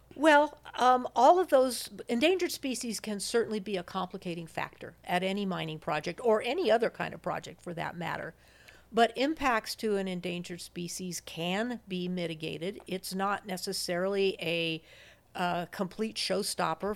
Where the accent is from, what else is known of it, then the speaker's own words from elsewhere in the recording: Denver, Colorado, United States; moved away as an adult; also born or lived in Wellesley, Massachusetts / Missoula, Montana; I'm a Westerner. I was born and raised in Denver, Colorado